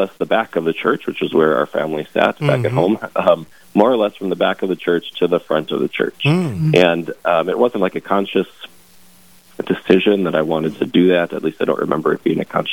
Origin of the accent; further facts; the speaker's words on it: New Rockford, North Dakota, United States; I grew up in New Rockford, kind of the central part of the Fargo diocese